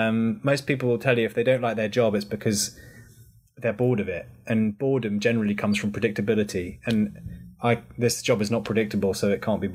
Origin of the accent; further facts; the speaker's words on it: United Kingdom; makes you feel very proud to be British. And then I can play up to that whole kind of, I'm your British correspondent